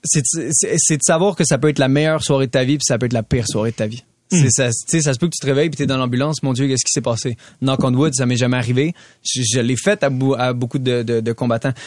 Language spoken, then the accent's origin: French; Canada; je suis un des Canadiens qui est classé le, plus haut en ce moment.